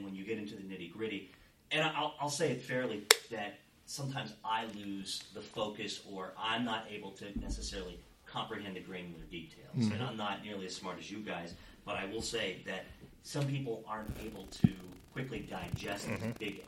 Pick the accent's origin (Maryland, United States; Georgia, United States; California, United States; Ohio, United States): Maryland, United States; Williamsport; I grew up in Western Maryland, in this town.